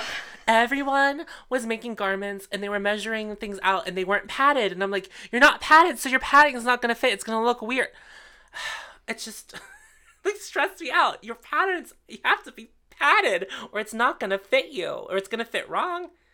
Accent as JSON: {"language": "English", "town": "Pittsburgh", "region": "Pennsylvania", "country": "United States", "said": "We are from Pittsburgh"}